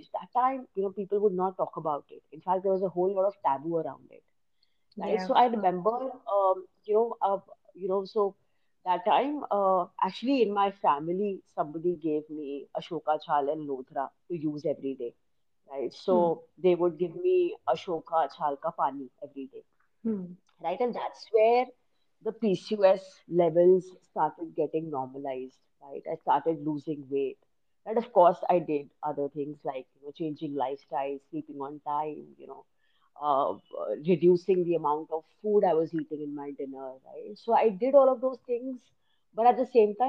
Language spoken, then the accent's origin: English; India; as an Indian